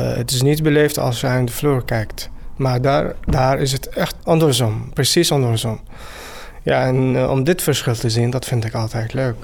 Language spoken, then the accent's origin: Dutch; Syria; Dutch is a second language; moved away as an adult; now in Netherlands; ik kom uit Syrië. Ik woon hier in Nederland sinds anderhalf jaar.